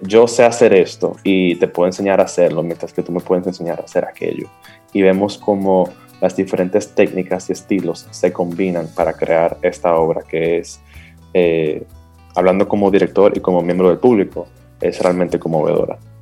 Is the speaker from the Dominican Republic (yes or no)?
yes; Dominican Republic